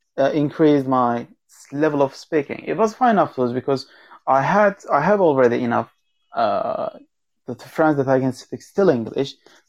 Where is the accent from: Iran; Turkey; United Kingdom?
Turkey; accent: Turkish; English is a second language; And if they're not so good, they couldn't see me that I'm Turkish because I was hiding my accent. Because as you know, this is not the Turkish accent that I'm speaking.